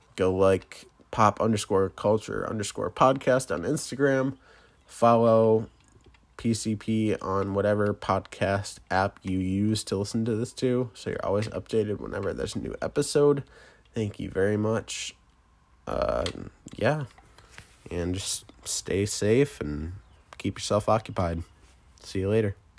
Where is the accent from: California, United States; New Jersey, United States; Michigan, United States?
Michigan, United States; I am from the Mitten, um, Michigan.